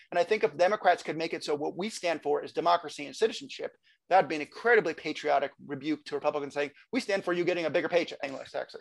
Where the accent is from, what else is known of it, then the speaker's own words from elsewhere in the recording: California, United States; I I grew up in California